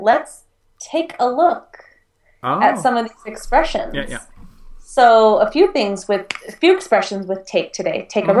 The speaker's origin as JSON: {"language": "English", "country": "United States", "said": "as an American"}